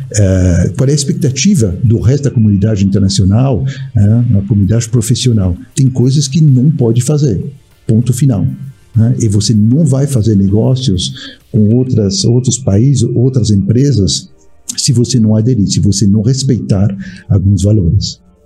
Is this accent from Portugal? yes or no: no; France; Portuguese is a second language; moved away as an adult; also born or lived in England / Australia / United States / Barcelona, Spain; now in Brazil; nasci na França, eu tive a oportunidade muito jovem, com seis anos de idade, de morar na Inglaterra, fiquei três anos lá